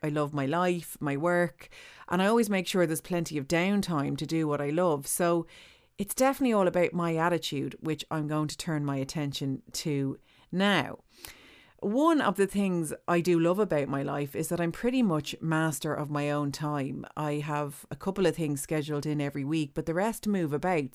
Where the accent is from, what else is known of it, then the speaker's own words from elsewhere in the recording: Ireland; as Irish people